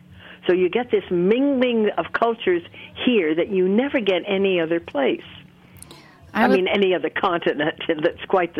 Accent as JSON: {"language": "English", "country": "United States", "said": "I'm an American, and I have always felt deeply that I was, because we traveled a lot. I knew I was not British or French or anything else."}